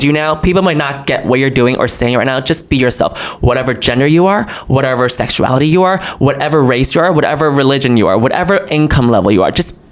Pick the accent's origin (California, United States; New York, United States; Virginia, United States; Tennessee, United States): New York, United States; also born or lived in China; I was born in China. I moved here to the United States and grew up in New York when I was seven until I'm still here